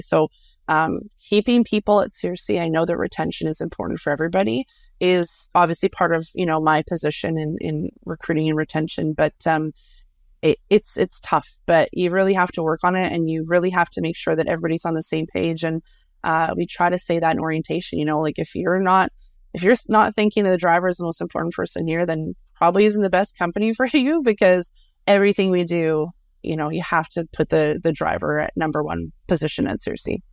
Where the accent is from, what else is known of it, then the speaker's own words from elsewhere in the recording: Canada; also born or lived in near Winnipeg, Manitoba; we're Canadian, so it's kind of in our blood